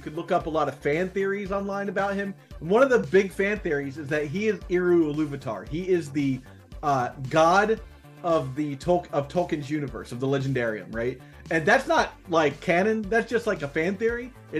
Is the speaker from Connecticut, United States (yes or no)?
no; Ohio, United States; also born or lived in New Jersey / North Carolina / New York; So look, I'm a person of the world, let's say. I grew up in Ohio. I lived in South Jersey. I lived in North Carolina. I lived in New York.